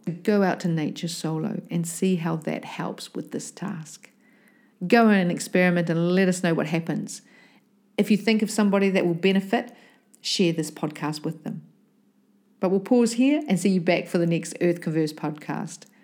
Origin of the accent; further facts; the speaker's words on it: New Zealand; me growing up in New Zealand